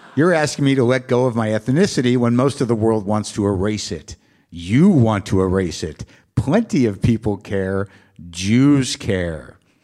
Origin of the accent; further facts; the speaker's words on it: New Mexico, United States; I grew up in New Mexico